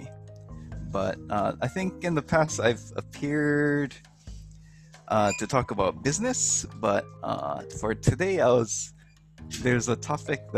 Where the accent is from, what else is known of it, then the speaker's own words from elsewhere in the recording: Hawaii, United States; moved away as an adult; now in Japan; I'm originally from Hawaii.